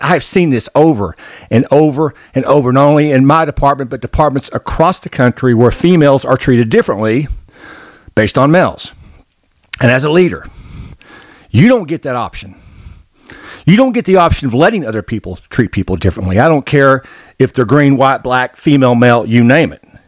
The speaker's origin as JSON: {"language": "English", "region": "Arkansas", "country": "United States", "tie": "born or raised there", "said": "I grew up in Arkansas"}